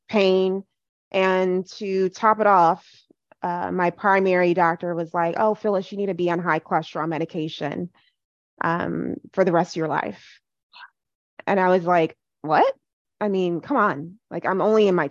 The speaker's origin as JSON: {"language": "English", "country": "Ghana", "moved": "yes", "lives_now": "United States", "said": "I am Ghanaian"}